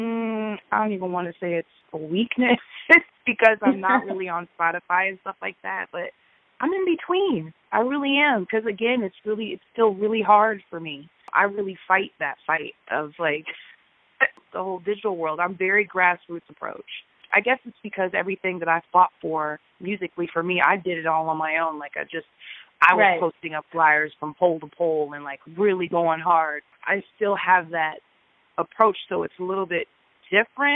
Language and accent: English; Peoria, Illinois, United States; from Peoria, Illinois